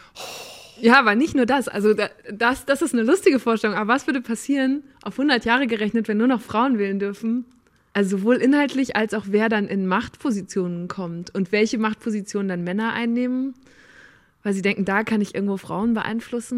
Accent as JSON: {"language": "German", "town": "Borken", "region": "North Rhine-Westphalia", "country": "Germany", "moved": "yes", "said": "ich komme aus Borken ursprünglich"}